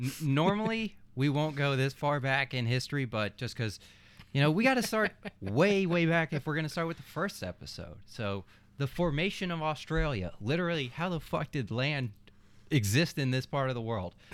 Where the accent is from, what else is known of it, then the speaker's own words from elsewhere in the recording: Minnesota, United States; growing up in Minnesota